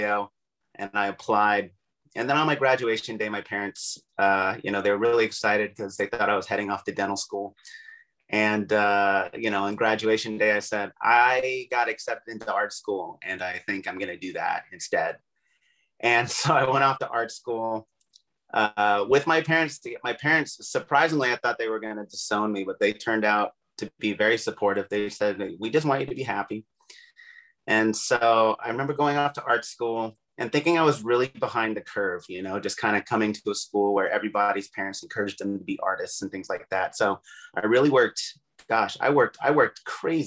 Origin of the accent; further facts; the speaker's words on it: Camarillo, California, United States; also born or lived in Brooklyn, New York; I was born in Brooklyn, New York in 1975. Parents moved here when I was about 3 years old. I've lived in the Southern California area ever since I was three.